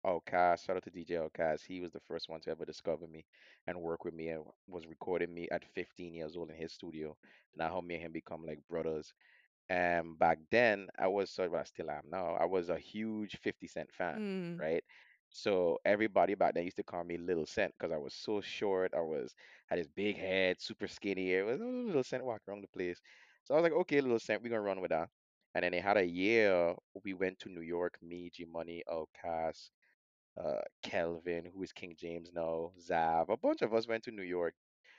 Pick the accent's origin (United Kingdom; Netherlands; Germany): Netherlands; Amsterdam, North Holland; English is a second language; I come in from Amsterdam, so you know we used to everything being legal over here.